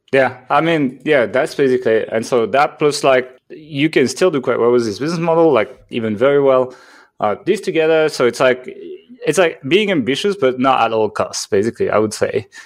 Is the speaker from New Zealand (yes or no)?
no; France; accent: French; English is a second language; moved away as an adult; I'm from France, actually. So if you're like, what the hell is that accent? That is a French accent